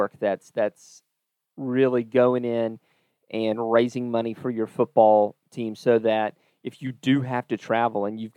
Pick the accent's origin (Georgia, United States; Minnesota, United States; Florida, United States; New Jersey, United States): Florida, United States; North; growing up in the North Florida area